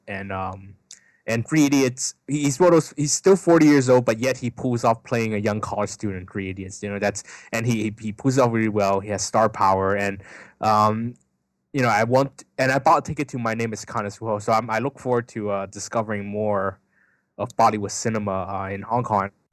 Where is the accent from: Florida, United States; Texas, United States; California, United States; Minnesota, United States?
California, United States; Bay Area; I come from the Bay Area, so, um, in Silicon Valley, there are a lot of Indians